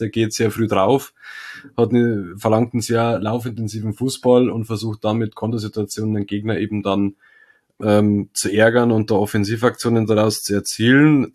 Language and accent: German; the South, Bavaria, Germany; bei uns im Süden